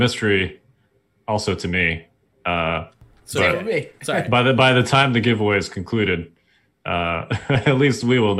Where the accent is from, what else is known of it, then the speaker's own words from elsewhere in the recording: Chicago, Illinois, United States; now in Washington, DC, United States; I'm from Chicago and I miss the snow. Like, you know, I grew up in Chicago.